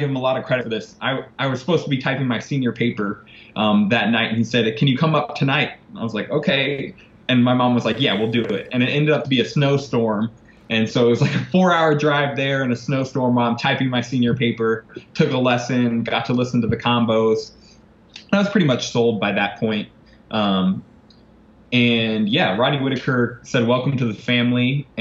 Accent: Indianapolis, Indiana, United States; moved away as an adult; also born or lived in Michigan / Tallahassee, Florida; now in New Orleans, United States; I'm from Indianapolis area

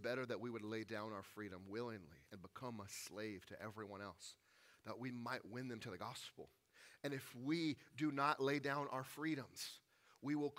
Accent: the South, United States; I grew up in the South, where the rebel flag was often on display

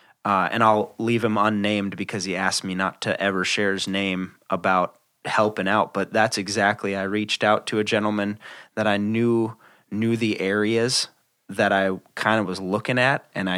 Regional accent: Midwest, United States; as a Midwesterner

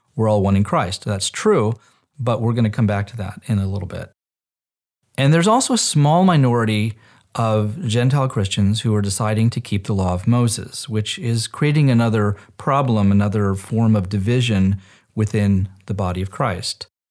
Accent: Israel; I grew up in Israel as an Orthodox Jew

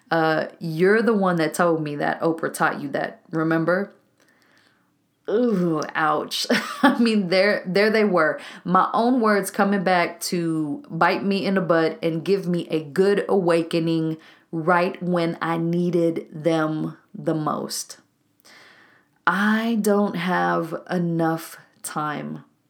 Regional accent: Waco, Texas, United States; a co-working spot here in my hometown of Waco, Texas

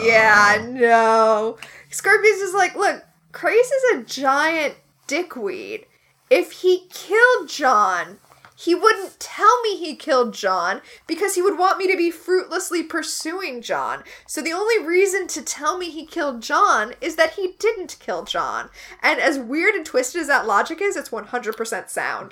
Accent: United States; as an American

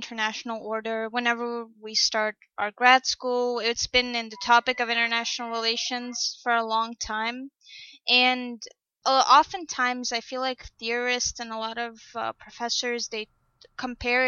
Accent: Uzbekistan; moved away; also born or lived in South Dakota / Illinois; I'm originally from Uzbekistan

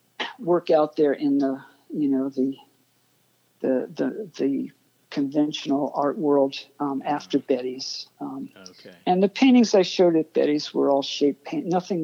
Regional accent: Nassau County, New York, United States; also born or lived in Brooklyn, New York / Manhattan, New York; I was born in Brooklyn. I lived there 3 years. Okay. My folks moved out to Nassau County, maybe 25 miles away from Manhattan. But, you know, I moved back into Pratt when I was 19 and kind of never left, never really went back home again after that.

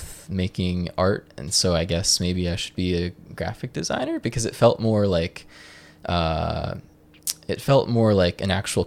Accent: Joshua Tree, California, United States; Yeah, so I'm from Joshua Tree, California.

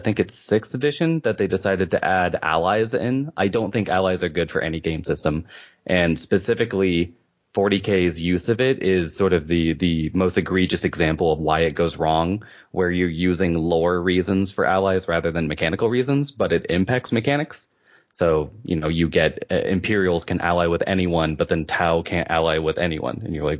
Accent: Virginia Beach, Virginia, United States; also born or lived in Seattle; Okay, I'm from Virginia, which is on the east coast of the United States. I'm from Virginia Beach, but I've lived in Seattle the longest in my life.

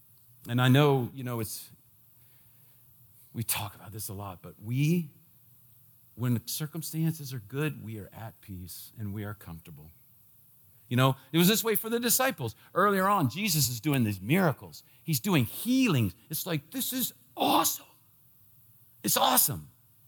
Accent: D.C., Washington, D.C., United States; When I was a kid, growing up in the Washington, D.C. area, they had this program.

